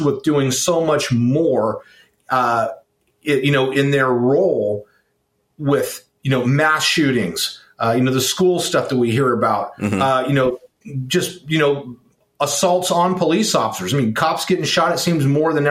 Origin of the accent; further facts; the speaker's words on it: Oakland, California, United States; I grew up in Oakland, California.